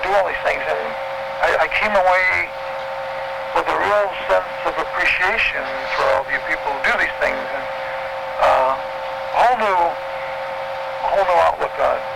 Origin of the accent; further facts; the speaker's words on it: Detroit, Michigan, United States; growing up in the Detroit area here